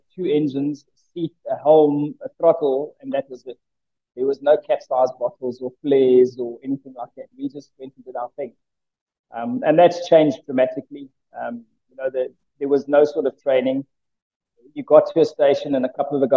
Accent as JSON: {"language": "English", "town": "Johannesburg", "region": "Gauteng", "country": "South Africa", "tie": "born or raised there", "also_born_or_lived": "Port Alfred / Knysna", "moved": "as an adult", "said": "I grew up in Johannesburg"}